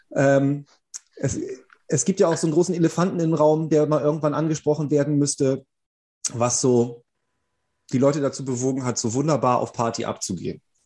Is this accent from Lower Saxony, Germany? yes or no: yes; Fischerhude, Lower Saxony, Germany; wir haben ein Maifest bei uns in Fischerhude